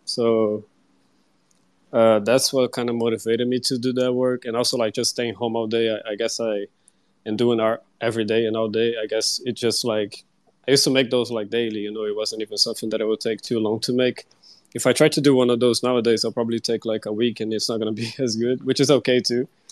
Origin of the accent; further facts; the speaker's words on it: Brazil; I'm from Brazil